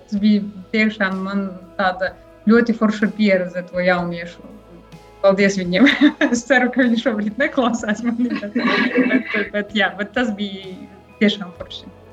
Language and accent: Latvian; Ilūkste Municipality, Latgale, Latvia; now in Daugavpils, Latvia; Bet es nāku no Ilūkstas novada, tādiem laukiem, Tur joprojām dzīvo mani vecāki.